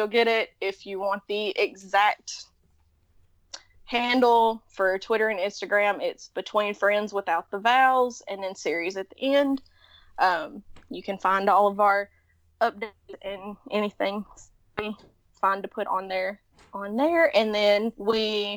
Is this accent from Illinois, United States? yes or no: no; Tennessee, United States; accent: Southern; We're from Tennessee.